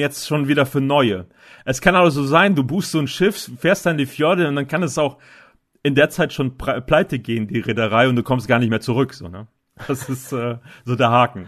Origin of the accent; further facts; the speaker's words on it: Northern Germany, Germany; bei uns in Norddeutschland